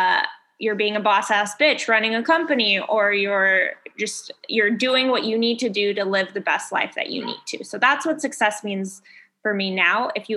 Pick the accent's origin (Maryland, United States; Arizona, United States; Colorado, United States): Colorado, United States; Boulder; also born or lived in India / New York; now in Chicago, United States; Born in India, and then I grew up in Colorado, Boulder, Colorado, and then went to school in DC, lived in New York for a little bit.